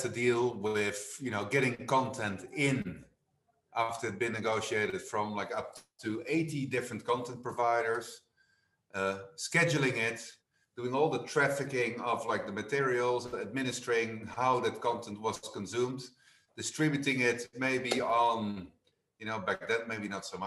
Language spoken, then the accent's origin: English; Netherlands; moved away as an adult; also born or lived in London; now in Spain; I was born in the Netherlands. I studied in the Netherlands.